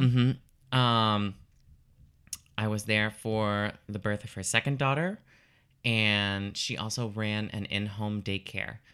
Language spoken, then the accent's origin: English; Lafayette, Louisiana, United States; I'm originally from Lafayette, Louisiana